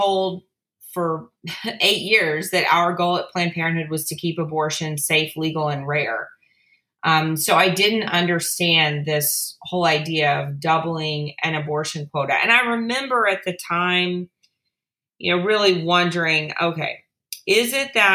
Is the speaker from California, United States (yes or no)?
no; South Louisiana, United States; I grew up in South Louisiana